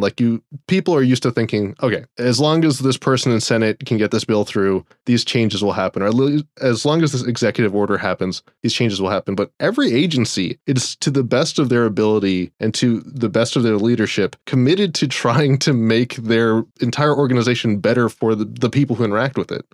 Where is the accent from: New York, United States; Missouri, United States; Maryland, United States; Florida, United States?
Florida, United States; But then I grew up in Florida, or even when I was working, I lived in Florida